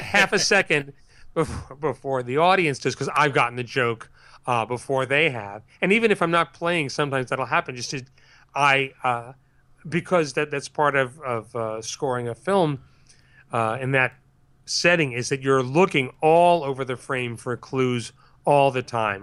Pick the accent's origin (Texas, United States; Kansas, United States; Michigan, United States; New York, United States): New York, United States; Larchmont; I grew up in Larchmont, New York